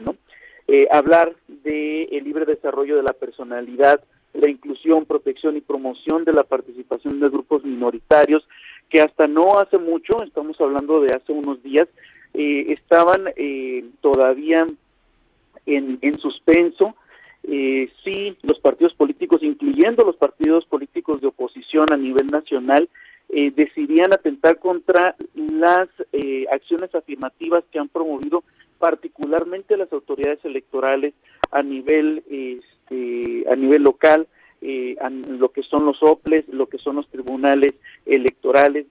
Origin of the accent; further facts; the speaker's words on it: Mexico; por el hecho de ser minoría no quiere decir que no somos mexicanos